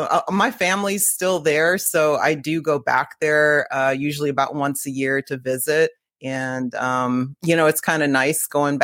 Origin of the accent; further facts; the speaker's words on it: Cleveland, Ohio, United States; moved away as an adult; now in Orcas Island, United States; I was born and raised in Cleveland, Ohio. Went to high school there, college, graduated from John Carroll University, Cleveland State for my MBA. So I was in Cleveland for quite a while